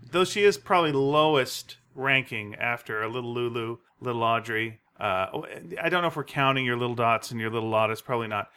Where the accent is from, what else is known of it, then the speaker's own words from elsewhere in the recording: North Delta, British Columbia, Canada; we grew up in North Delta